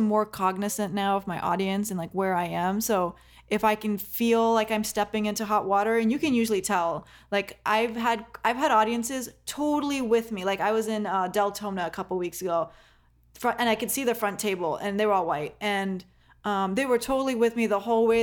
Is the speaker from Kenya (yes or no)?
yes; Kenya; I'm not even from the Middle East. I'm from Kenya